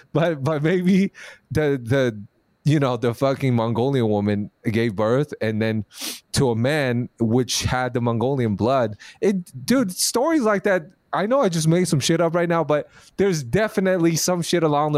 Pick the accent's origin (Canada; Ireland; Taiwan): Taiwan; But I was born in Taiwan. I'm Taiwanese regardless.